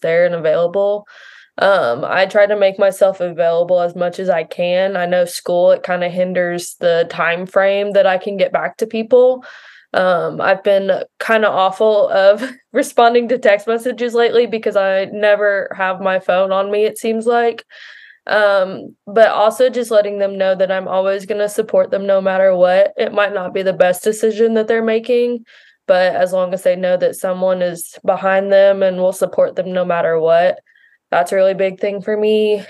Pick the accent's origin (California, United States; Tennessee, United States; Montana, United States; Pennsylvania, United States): Tennessee, United States; Nashville; I am from the Nashville, Tennessee area